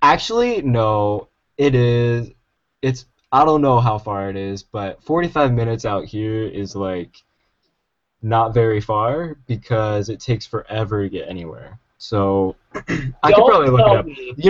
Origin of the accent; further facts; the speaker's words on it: Pennsylvania, United States; moved away as an adult; now in California, United States; I grew up my entire life in Pennsylvania, middle of a cornfield surrounded by Amish. I was probably raised by Amish people.